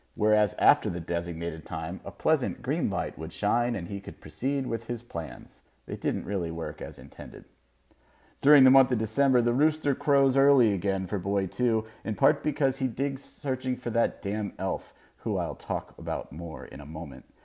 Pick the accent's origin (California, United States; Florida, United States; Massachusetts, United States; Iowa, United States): Florida, United States; Melbourne Beach; moved away as an adult; now in West Coast, United States; my hometown of Melbourne Beach